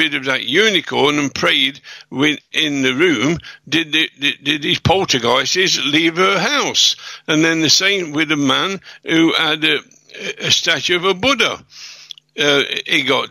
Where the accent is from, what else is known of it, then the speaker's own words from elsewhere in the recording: England, United Kingdom; I'm a British citizen